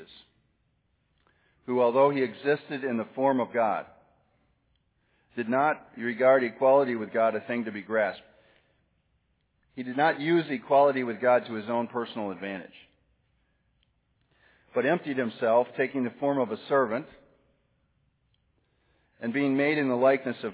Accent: Wisconsin, United States; now in Tallahassee, United States; I'm from Wisconsin

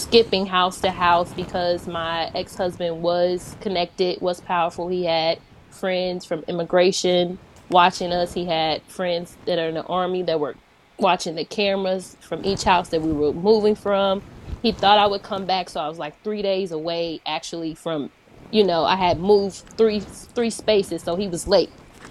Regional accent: St. Louis, Missouri, United States; moved away as an adult; also born or lived in China; growing up in St. Louis

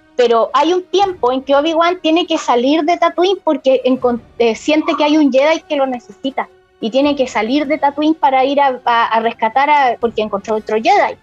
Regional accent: Iquique, Tarapacá, Chile; aunque yo soy de Iquique, ¿cachai? Estoy lejos de allá de Santiago

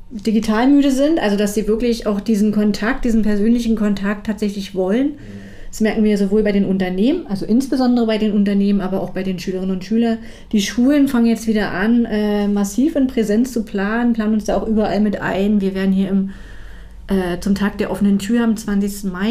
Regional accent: Brandenburg, Germany; in der gesamten Prignitz, ähm, was ja auch meine Heimat ist

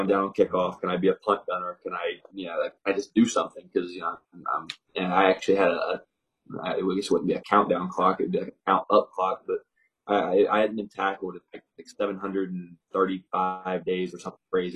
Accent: Indianapolis, Indiana, United States; I'm from Indianapolis, so I grew up envisioning myself playing in the Big Ten

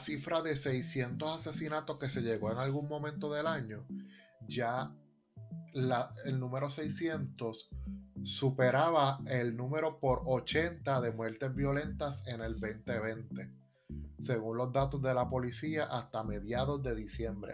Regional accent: Puerto Rico; nosotros los como puertorriqueños

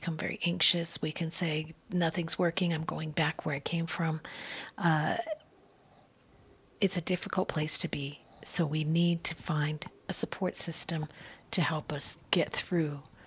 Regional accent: Southwest, United States; I grew up in the Southwest

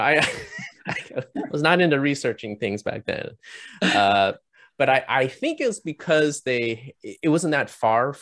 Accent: Canada; moved away as an adult; also born or lived in Chicago; now in Orange County, United States; I'm Canadian

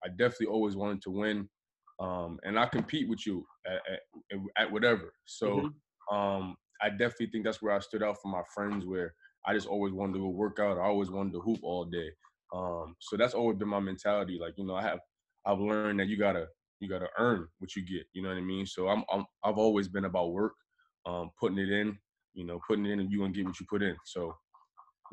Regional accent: Greenburgh, New York, United States; moved away as an adult; I'm from Greenburg, New York, in the Westchester County area of New York. Grew up, you know, in a single parent home

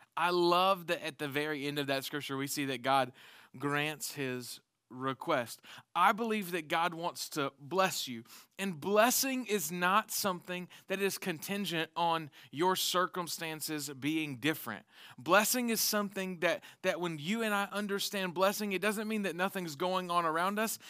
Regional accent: the South, United States; we're from the South

